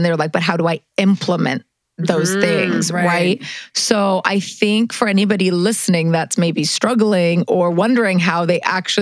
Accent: Manitoba, Canada; moved away as an adult; also born or lived in Los Angeles, United States; now in New York City, United States; I grew up in Manitoba, the middle of nowhere

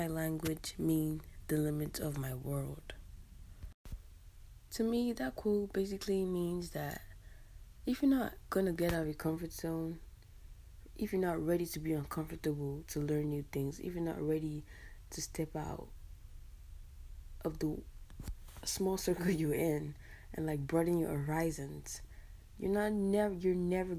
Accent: Calabar, Cross River, Nigeria; first language English; now in United States; I'm from Cross River, Calabar, Nigeria

